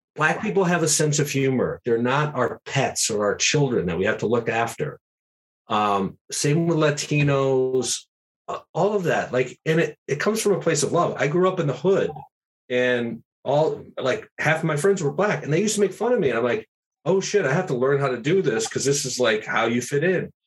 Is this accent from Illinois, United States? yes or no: no; Schenectady, New York, United States; moved away as an adult; also born or lived in Los Angeles; I live in Schenectady, New York, my hometown